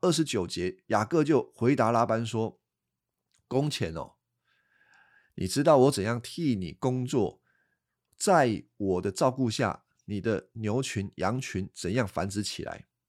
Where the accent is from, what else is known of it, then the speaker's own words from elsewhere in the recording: Taiwan; accent: Taiwanese Mandarin; 我老婆说我有台湾国语，啊，我也改不回来了